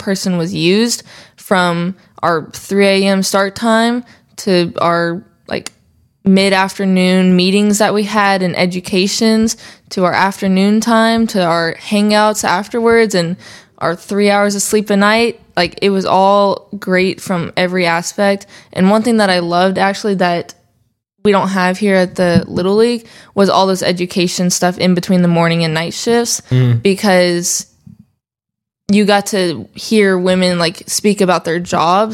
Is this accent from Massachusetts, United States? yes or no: no; Katy, Texas, United States; I'm from Texas